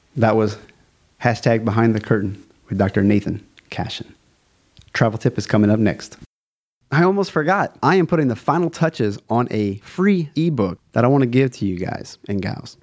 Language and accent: English; South Louisiana, United States; I'm from South Louisiana, A K A Cajun Country. I am a Cajun.